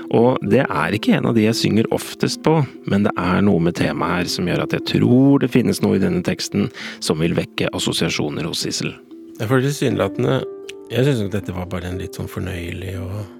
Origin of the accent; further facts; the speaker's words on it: Gjøvik, Innlandet, Norway; Jeg er fra Gjøvik-sida.